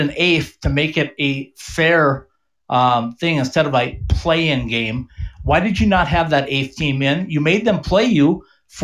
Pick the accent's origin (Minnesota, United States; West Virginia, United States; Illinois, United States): Minnesota, United States; I grew up in Minnesota